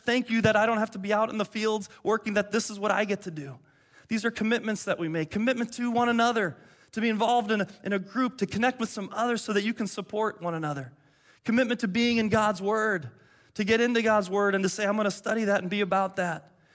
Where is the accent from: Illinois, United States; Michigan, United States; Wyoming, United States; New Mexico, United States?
Michigan, United States; Detroit; moved away; I grew up in Detroit